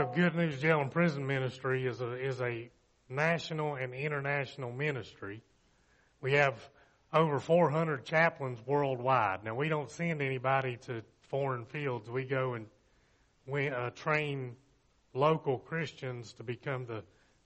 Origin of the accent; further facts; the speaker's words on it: Bristol, Virginia, United States; I grew up in Bristol, graduated from Virginia High